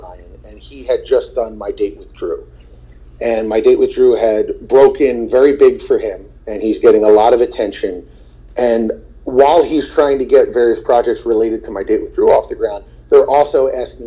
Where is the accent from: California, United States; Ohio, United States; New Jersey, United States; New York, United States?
New Jersey, United States; also born or lived in Marlton; I'm from New Jersey